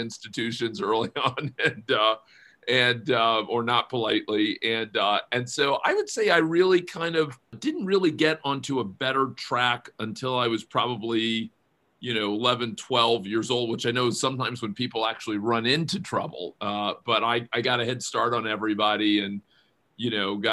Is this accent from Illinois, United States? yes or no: no; Miami, Florida, United States; moved away as an adult; also born or lived in Stanford, California; I grew up in Miami, the second of four kids